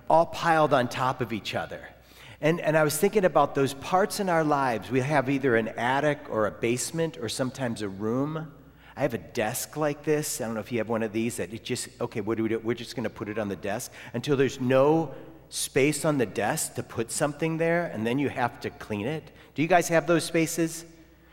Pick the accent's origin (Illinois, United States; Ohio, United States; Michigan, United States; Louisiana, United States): Ohio, United States; moved away; also born or lived in Florida; and I'm from Ohio.